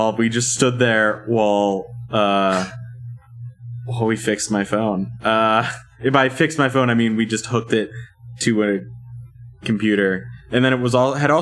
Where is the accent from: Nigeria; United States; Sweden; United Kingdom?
United States; Virginia; I'm from Virginia, but we touch Maryland